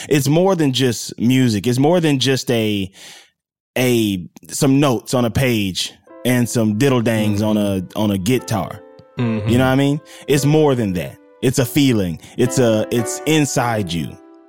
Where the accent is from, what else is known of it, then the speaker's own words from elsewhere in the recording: Mississippi, United States; I'm from Mississippi, what we call the mud, the soil, the gravel. I'm straight out of that.